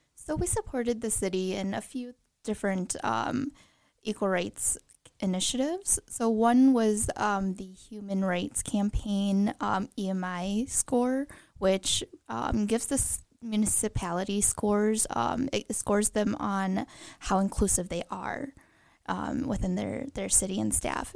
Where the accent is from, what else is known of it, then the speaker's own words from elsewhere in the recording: Green Bay, Wisconsin, United States; also born or lived in Madison; I was born and raised in Green Bay